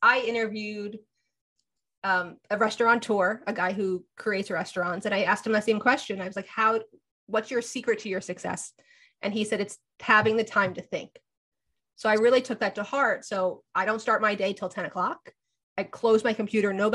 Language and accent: English; New Jersey, United States; I'm also from Jersey